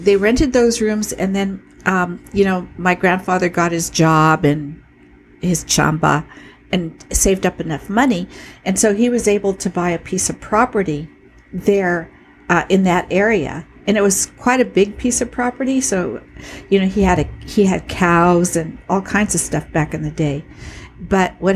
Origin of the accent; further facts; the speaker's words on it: Chula Vista, California, United States; I was born in Chula Vista in 1948